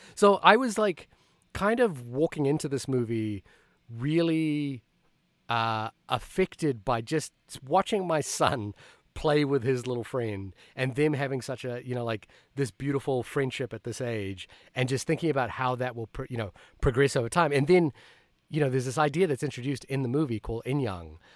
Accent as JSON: {"language": "English", "country": "Fiji", "tie": "born or raised there", "also_born_or_lived": "New Zealand", "moved": "yes", "lives_now": "United States", "said": "I immigrated from Fiji to New Zealand to the United States"}